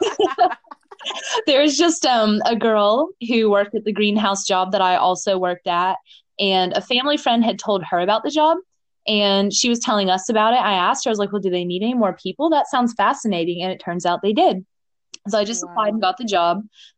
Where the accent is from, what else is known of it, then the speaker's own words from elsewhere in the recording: Coral Springs, Florida, United States; I was from the Parkland, like Coral Springs, Miramar, Coconut Creek area.